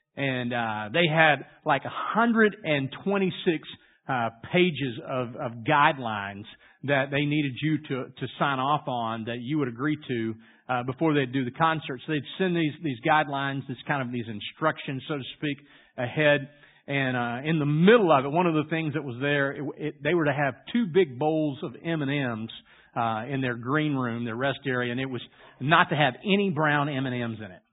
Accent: Louisiana, United States; I grew up in Louisiana

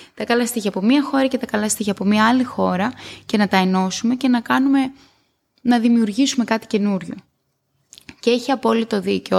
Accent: Greece; moved away as an adult; μετά αποφασίζεις να πας πίσω στο σπίτι σου, που για μένα είναι η Ελλάδα

